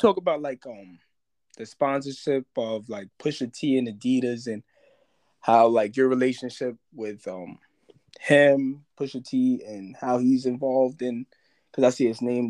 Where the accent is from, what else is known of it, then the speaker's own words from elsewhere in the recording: New York, United States; now in Boston, United States; Well, I'm from New York. I live in Boston now, but I'm from New York